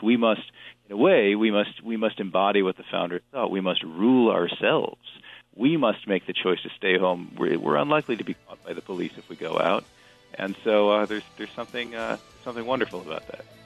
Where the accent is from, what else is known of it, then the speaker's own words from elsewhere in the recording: Delaware, United States; I'm not from Ohio. I'm from Delaware.